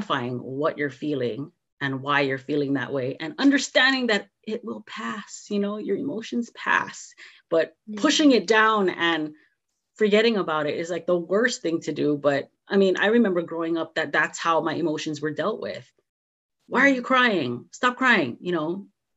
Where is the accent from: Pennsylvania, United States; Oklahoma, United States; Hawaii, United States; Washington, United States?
Hawaii, United States; growing up in Hawaii